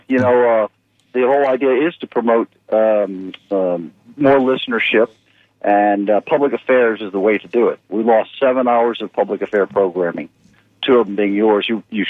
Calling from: Land O'Lakes, Florida, United States; from Land O'Lakes.

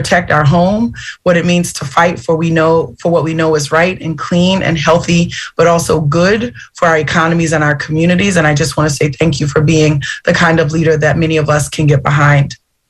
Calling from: Southeast Louisiana, United States; I'm calling in from Southeast Louisiana, so the other side of the Gulf.

